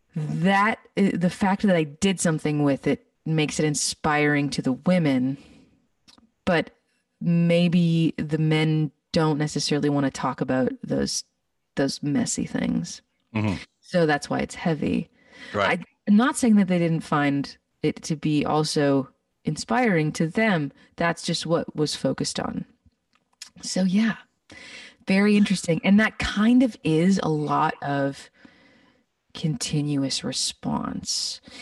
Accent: Winnipeg, Manitoba, Canada; moved away as an adult; now in Texas, United States; Growing up in Winnipeg, there was a lot of people that were doing it and I was exposed to them

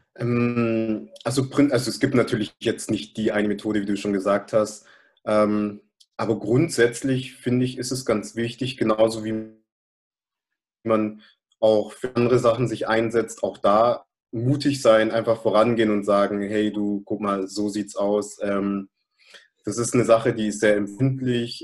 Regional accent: Germany; obwohl ich hier geboren bin, obwohl ich hier aufgewachsen bin, obwohl ich mich einerseits natürlich als deutsch

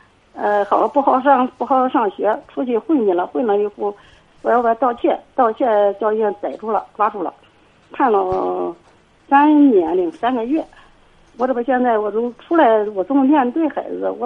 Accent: Liaocheng, Shandong, China; 我是聊城的。

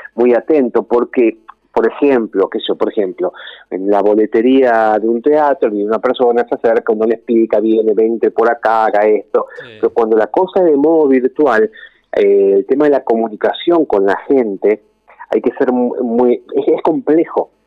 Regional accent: Rosario, Santa Fe, Argentina; also born or lived in Villa Carlos Paz, Córdoba; yo soy cordobés, lo que pasa es que vine a vivir en Rosario siendo muy chiquito, eh, no, no había cumplido ni 10 años y vine a vivir a Rosario

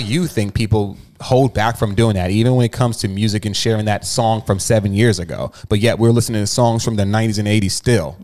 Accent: New Jersey, United States; moved away; So I'm from Jersey. When I was in Jersey, I was getting it.

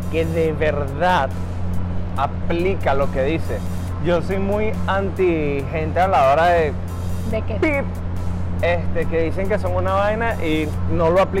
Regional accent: Caracas, Capital District, Venezuela; moved away as an adult; now in Santo Domingo, Dominican Republic

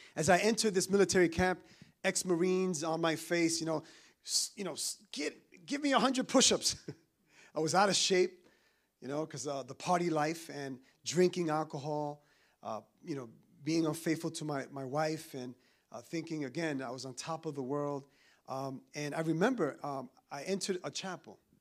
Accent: New York City, New York, United States; also born or lived in Dominican Republic; I'm from New York

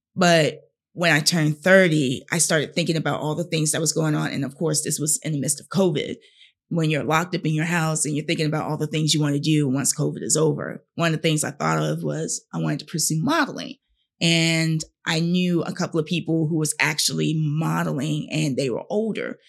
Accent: Fayetteville, North Carolina, United States; I'm from Fayetteville, North Carolina

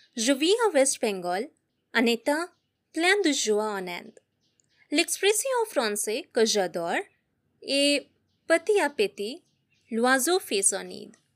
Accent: Philippines; French is a second language; now in Maldives; je viens des Philippines, mais euh, j'habite aux Maldives

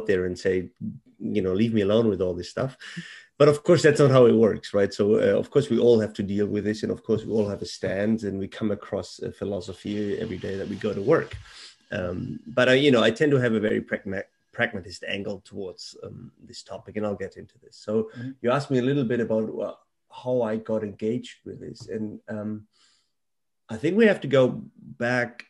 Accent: Germany; moved away; I was born and raised in Germany.

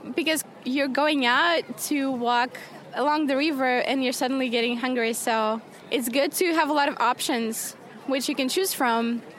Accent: Belarus; I'm from Belarus.

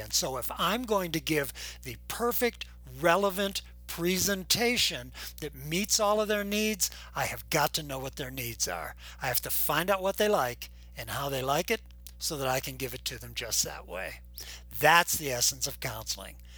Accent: Boulder, Colorado, United States; I'm from Boulder, Colorado

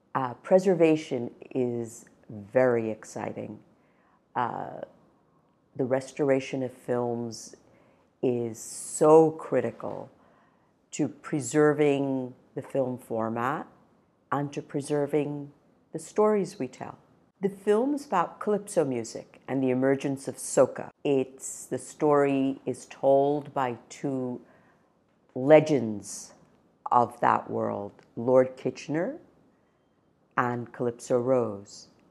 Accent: India; moved away; I was born in India

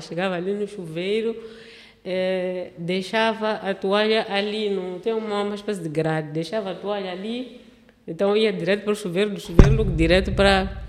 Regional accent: Matola, Maputo, Mozambique; meu mundinho lá da cidade da Matola

